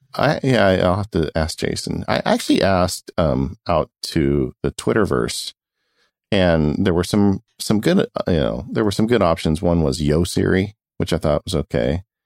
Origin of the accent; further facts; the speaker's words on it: California, United States; we're Californian